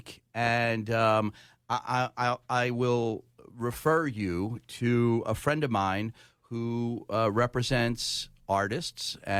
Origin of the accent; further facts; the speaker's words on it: Philadelphia, Pennsylvania, United States; I'm from Philly.